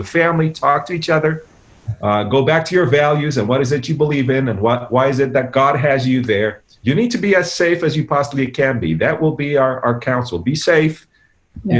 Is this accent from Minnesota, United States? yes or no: no; New York, United States; We're from New York.